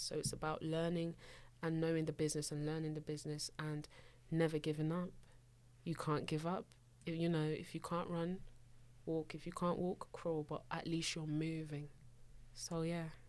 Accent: London, United Kingdom; also born or lived in Abuja, Nigeria; not only do I come from South London, hmm. I come from a Nigerian household. I, I was actually born in Nigeria.

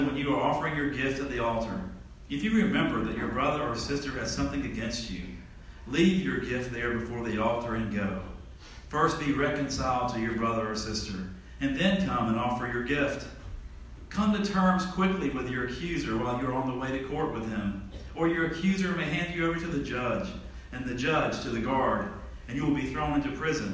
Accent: Tallahassee, Florida, United States; I'm from Tallahassee, Florida

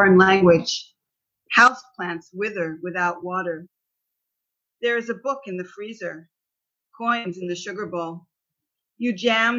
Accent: Bethesda, Maryland, United States; moved away as an adult; also born or lived in London, United Kingdom / Ohio / Washington, D.C. / Israel; now in Beersheba, Israel; I grew up in Bethesda, Maryland, from about the age of two

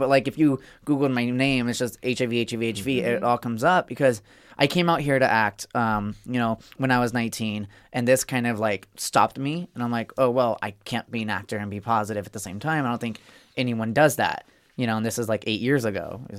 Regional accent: Arizona, United States; Arizona. {S4} Okay. {S10} Yeah. Red state. my parents are still there, too.

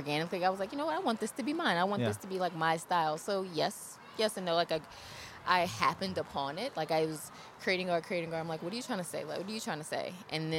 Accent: New Orleans, Louisiana, United States; moved away; I'm from New Orleans originally, and I don't have many of my things from childhood because of Katrina

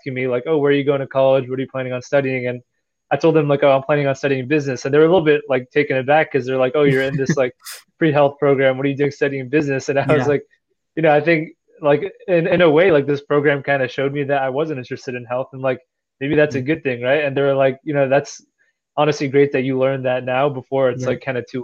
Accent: New Jersey, United States; where I grew up in New Jersey

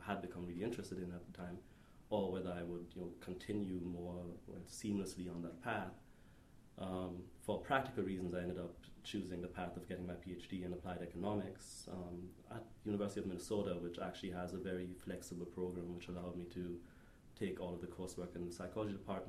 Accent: Detmold, North Rhine-Westphalia, Germany; moved away as an adult; now in Stanford, United States; I grew up in Germany

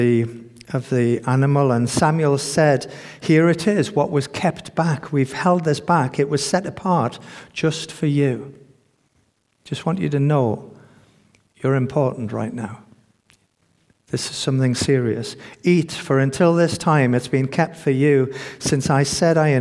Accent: United Kingdom; as British people

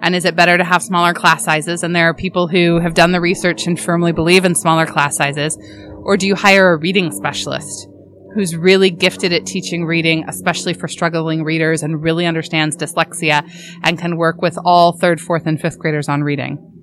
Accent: Oregon, United States; I grew up in Oregon

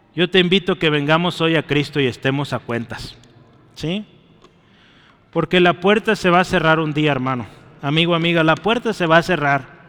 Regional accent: Mexico; lo que somos lamentablemente como mexicanos

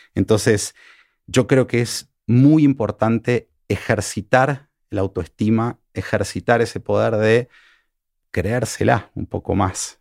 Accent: Argentina; now in Mexico; soy, argentino

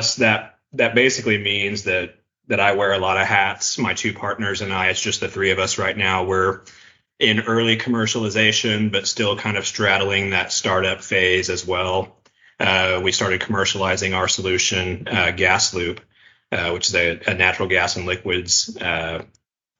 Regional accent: Tulsa, Oklahoma, United States; also born or lived in Edmond, Oklahoma; I grew up in the Tulsa area. I've lived in Oklahoma my whole life

